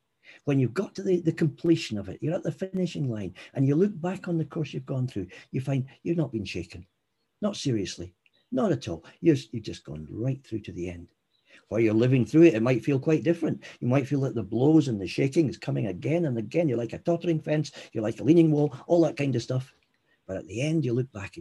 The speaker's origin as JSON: {"language": "English", "region": "Scotland", "country": "United Kingdom", "said": "I'm Scottish"}